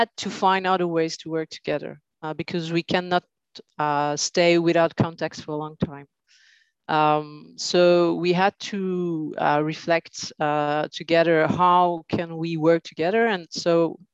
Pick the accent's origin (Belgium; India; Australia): Belgium; Brussels, Brussels-Capital Region; in Brussels, right. So, I'm born here. So 40 years in Belgium.